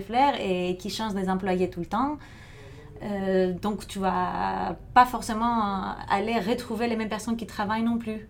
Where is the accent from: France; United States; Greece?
Greece; Thessaloniki, Central Macedonia; moved away; moi, j'ai grandi à Thessalonique, en Grèce